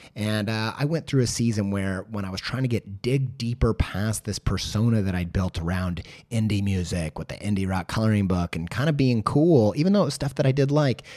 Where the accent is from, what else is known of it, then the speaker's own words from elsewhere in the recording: Indiana, United States; I'm from Indiana